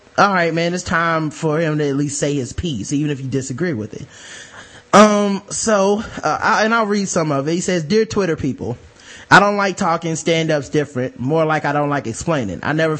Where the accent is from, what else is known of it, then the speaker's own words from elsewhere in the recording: Decatur, Georgia, United States; But I'm from Decatur, Georgia, like the deck and in the projects. Moved to Stone Mountain later.